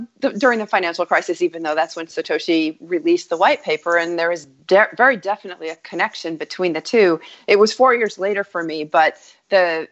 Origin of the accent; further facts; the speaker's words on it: Wyoming, United States; moved away as an adult; also born or lived in New York; I grew up in Wyoming and spent 22 years on Wall Street